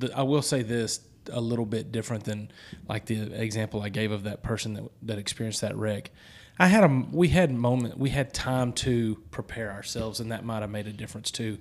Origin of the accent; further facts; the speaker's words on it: the South, United States; Holy Ghost is how we Southerners talk about the Holy Spirit.